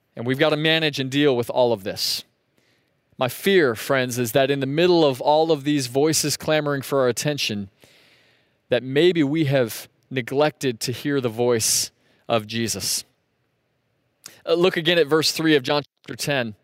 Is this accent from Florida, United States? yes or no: yes; Sebring, Florida, United States; growing up in Sebring, we'd go north on U S twenty-seven